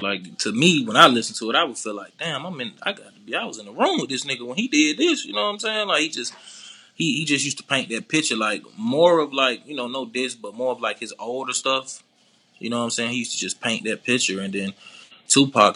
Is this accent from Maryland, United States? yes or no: no; Decatur, Georgia, United States; also born or lived in Zone 3, Atlanta, Georgia; I'm from Decatur, man. East side of Atlanta